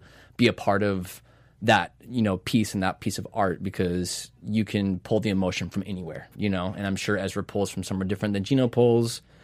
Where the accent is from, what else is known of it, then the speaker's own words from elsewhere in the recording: Seattle, Washington, United States; moved away as an adult; now in Los Angeles, United States; I'm from Seattle